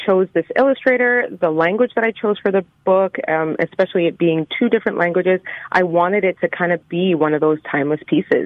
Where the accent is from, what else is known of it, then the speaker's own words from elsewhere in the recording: Winnipeg, Manitoba, Canada; now in Toronto, Canada; Born and raised in Winnipeg. I'm actually calling in from the GTA right now, Toronto